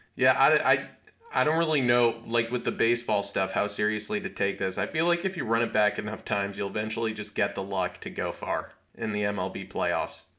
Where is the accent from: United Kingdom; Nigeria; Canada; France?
Canada; I'm Canadian